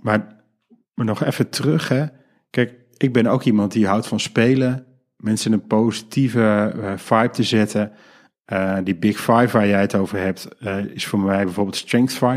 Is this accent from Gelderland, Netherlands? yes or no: no; Geldrop, North Brabant, Netherlands; mijn geboortedorp. namelijk Gelderop.